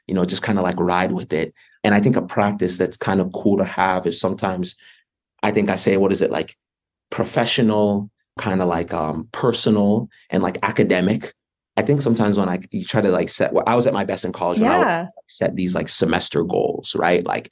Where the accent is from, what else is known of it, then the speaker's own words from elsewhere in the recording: North Carolina, United States; moved away as an adult; I grew up in North Carolina.